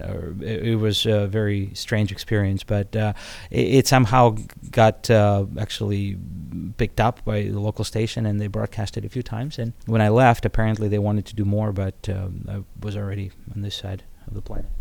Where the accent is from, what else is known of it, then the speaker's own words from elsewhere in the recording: Odesa, Odesa Oblast, Ukraine; English is a second language; moved away as an adult; now in United States; I came from Odessa, which is, uh, Ukraine